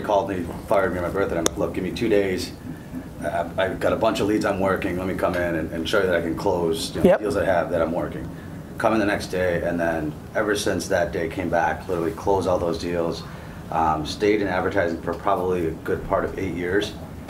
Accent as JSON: {"language": "English", "town": "Chicago", "region": "Illinois", "country": "United States", "also_born_or_lived": "Scottsdale", "said": "from Chicago, 35."}